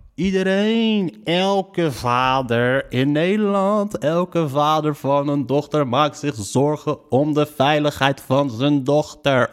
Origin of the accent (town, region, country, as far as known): Morocco